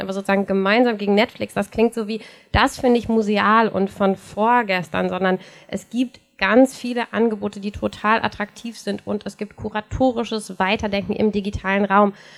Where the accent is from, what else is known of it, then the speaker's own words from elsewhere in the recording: North Rhine-Westphalia, Germany; in meiner Heimatstadt in NRW mit fast 60.000 Einwohnern gibt es seit 1998 kein Kino mehr